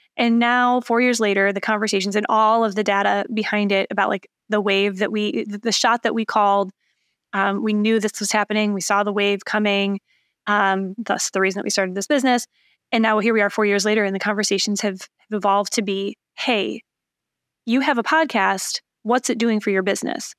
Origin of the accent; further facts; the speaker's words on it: Lansing, Michigan, United States; accent: Michigan; also born or lived in Chicago; now in Indianapolis, United States; I'm from Michigan, um, the mitten shaped motherland, as I like to call it